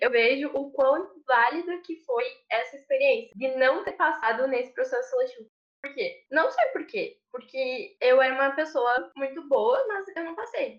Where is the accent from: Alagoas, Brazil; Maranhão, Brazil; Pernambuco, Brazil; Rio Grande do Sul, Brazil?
Rio Grande do Sul, Brazil; Erechim; sou de Erechim, no norte do Rio Grande do Sul